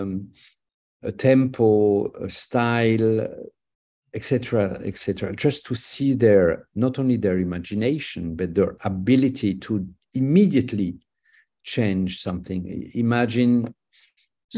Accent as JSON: {"language": "English", "country": "France", "said": "I'm a French conductor"}